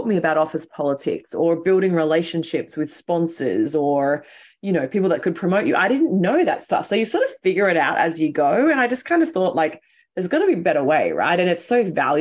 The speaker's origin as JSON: {"language": "English", "country": "Australia", "accent": "Aussie", "moved": "as an adult", "lives_now": "New York City, United States", "said": "I'm Aussie, which probably your listeners can tell from the way that I sound"}